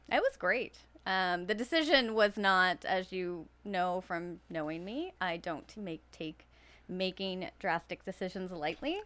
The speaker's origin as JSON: {"language": "English", "town": "Fall River", "region": "Nova Scotia", "country": "Canada", "tie": "born or raised there", "also_born_or_lived": "Timberlea, Nova Scotia", "said": "I am from here. Um, I grew up living in Fall River"}